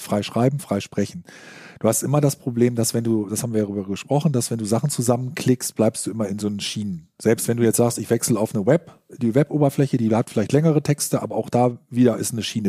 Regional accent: Germany; Als Deutscher

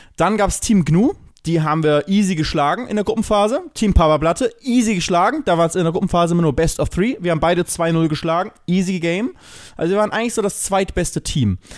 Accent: Germany; bei uns in Deutschland

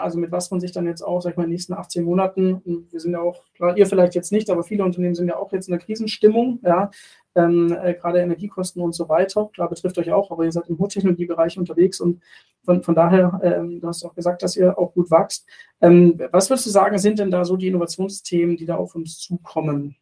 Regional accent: Germany; als, als Deutsche in Deutschland

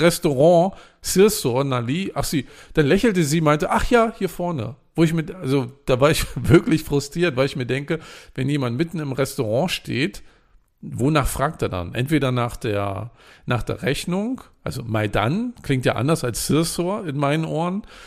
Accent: Germany; als Deutscher

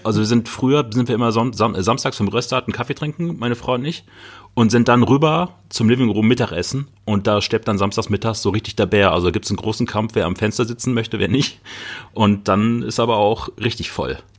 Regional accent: Bochum, North Rhine-Westphalia, Germany; meiner Heimatstadt in Bochum

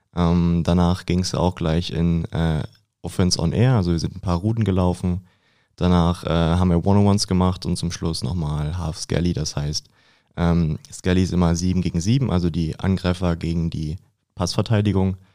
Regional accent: Lübbenau, Brandenburg, Germany; moved away as an adult; now in Dresden, Germany; ich komme aus Brandenburg, aus Lübbenau

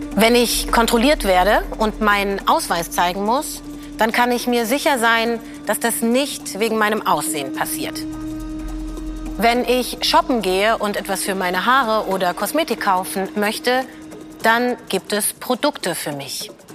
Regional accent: Germany; ich bin eine schwarze Deutsche

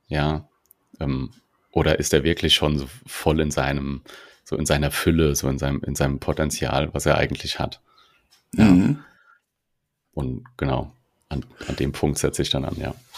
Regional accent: Mainz area, Rhineland-Palatinate, Germany; accent: Hessian; moved away as an adult; now in Berlin, Germany; ich bin aus Berlin, äh, ursprünglich aus, aus dem Mainzer Raum. Man hört immer mal wieder meinen rein hessischen Dialekt

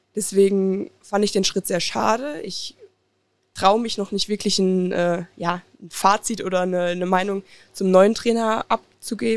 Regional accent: Oberhausen, North Rhine-Westphalia, Germany; Ich komme aus Oberhausen, also gar nicht weit von hier

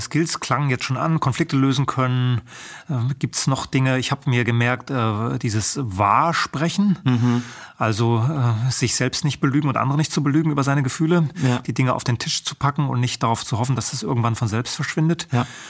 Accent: Rügen, Mecklenburg-Vorpommern, Germany; moved away; Ich bin ja auf der Insel Rügen aufgewachsen

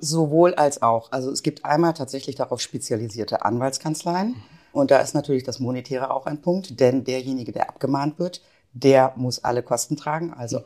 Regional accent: Wolfsburg, Lower Saxony, Germany; moved away as an adult; also born or lived in Hanover / Münster; now in Bielefeld, Germany; In Hannover geboren, aufgewachsen in Wolfsburg, zu einem Randgebiet damals, ähm, studiert in Münster, 98 nach Bielefeld gekommen

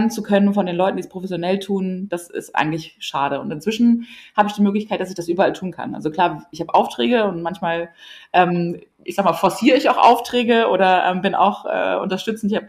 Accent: Lower Saxony, Germany; Ich komme aus der Einöde in Ostfriesland und das ist ganz wichtig, ähm, weil da gibt es nicht wirklich viel

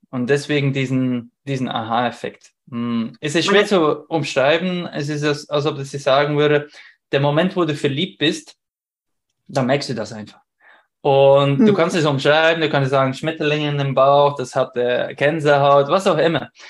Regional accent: Belgium; now in Vienna, Austria; ich komme ich komm nicht aus Wien, ich wohne jetzt in Wien, aber ursprünglich aus Belgien

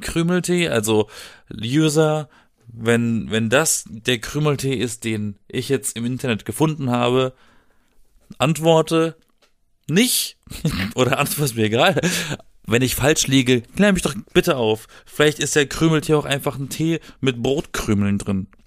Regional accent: Black Forest, Baden-Württemberg, Germany; moved away as an adult; now in Berlin, Germany; ich bin im Schwarzwald geboren.

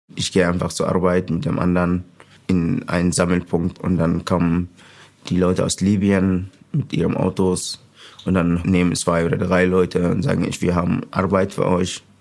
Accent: Sudan; German is a second language; moved away as an adult; now in Hildesheim, Germany; Ich komme aus dem Sudan

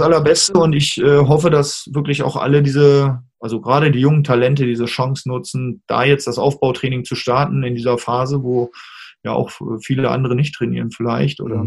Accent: Hanover, Lower Saxony, Germany; in meiner Heimatstadt damals in Hannover

